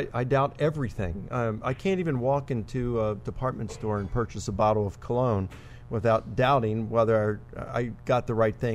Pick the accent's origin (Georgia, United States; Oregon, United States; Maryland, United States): Maryland, United States; Baltimore; I'm from Baltimore, Maryland